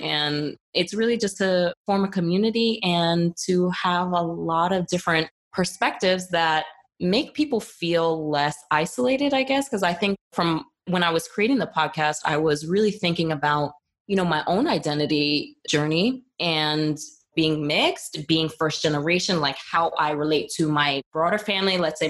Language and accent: English; New York City, New York, United States; now in Washington, D.C. metro area, United States; I grew up in New York City to Puerto Rican mom and a Gambian dad. So I'm first generation American